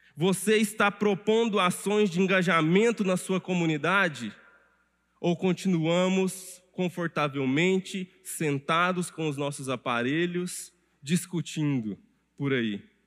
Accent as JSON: {"language": "Portuguese", "country": "Brazil"}